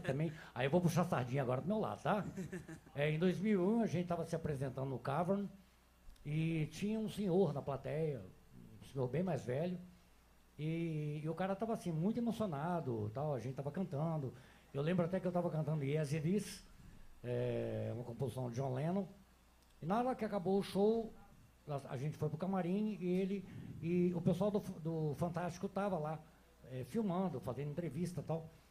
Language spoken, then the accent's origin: Portuguese; Rio de Janeiro, Brazil; now in Belo Horizonte, Brazil; eu sou do Rio de Janeiro